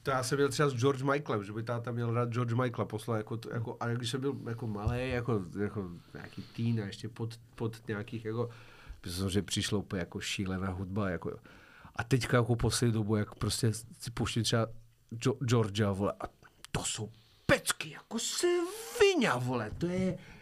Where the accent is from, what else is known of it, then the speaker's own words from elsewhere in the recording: Serbia; now in Czech Republic; já jsem sice původně ze Srbska, ale já ten český jazyk předělám